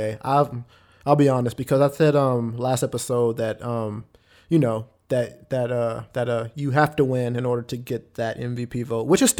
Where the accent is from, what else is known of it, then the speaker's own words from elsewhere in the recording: Austin, Texas, United States; you know, I'm from Austin